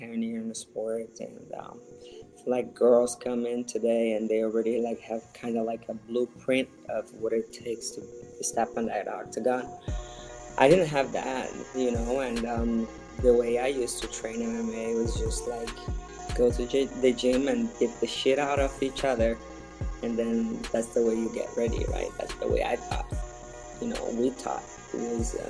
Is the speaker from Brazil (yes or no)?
yes; Northeast Region, Brazil; moved away; So I'm from Brazil. I was born in the northeast of Brazil in a very small town close to the Amazon area. Grew up in a traditional family